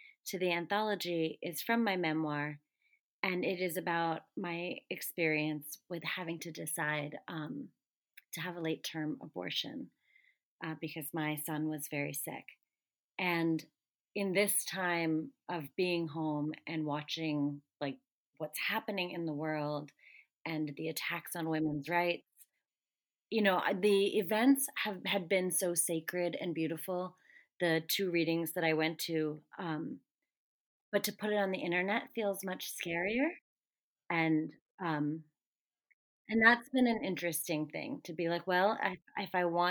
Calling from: Maryland, United States; I'm calling in from Maryland.

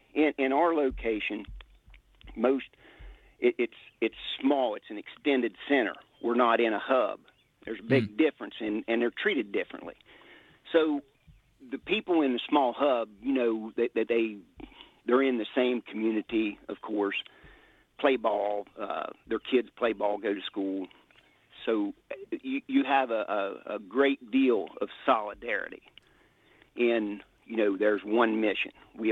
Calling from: Ohio, United States

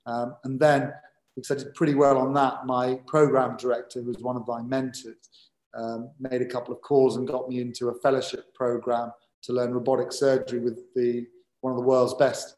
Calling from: London, United Kingdom; So I'm calling you from London.

